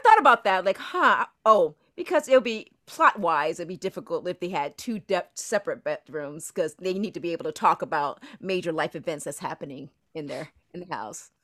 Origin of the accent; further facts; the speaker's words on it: Orlando, Florida, United States; I'm from Orlando